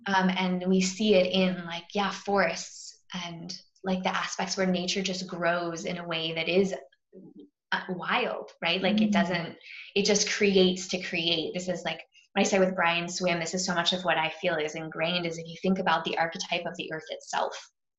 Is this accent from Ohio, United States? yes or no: no; Virginia, United States; born there; where I was born in Virginia and then made my way across the US.